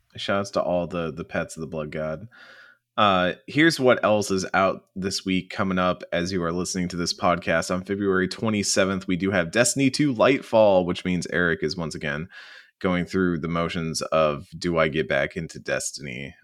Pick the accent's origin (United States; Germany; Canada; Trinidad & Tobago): United States; the American South; as a Southerner